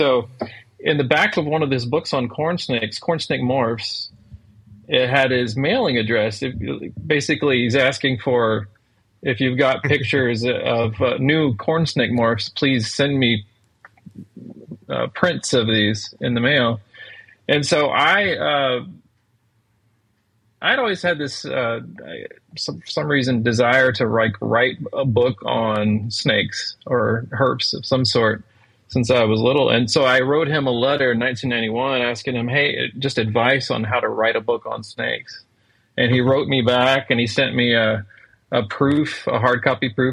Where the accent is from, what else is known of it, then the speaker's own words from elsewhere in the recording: Galveston County, Texas, United States; growing up in Galveston County when I was 3 years old